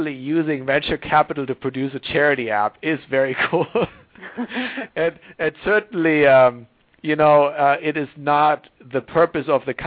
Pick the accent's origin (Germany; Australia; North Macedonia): Germany; moved away as an adult; also born or lived in Tokyo, Japan; now in Silicon Valley, United States; I grew up in Germany, but I grew up in this tiny village of 5,000 people